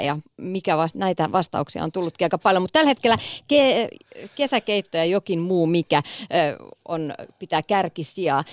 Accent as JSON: {"language": "Finnish", "town": "Kouvola", "region": "Kymenlaakso", "country": "Finland", "said": "Mä oon siis Kouvolasta kotoisin, kymenlaaksolainen"}